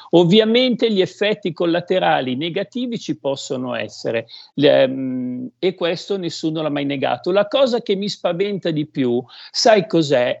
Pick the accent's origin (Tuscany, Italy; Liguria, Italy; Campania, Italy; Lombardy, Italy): Lombardy, Italy; Codogno; io sono di Codogno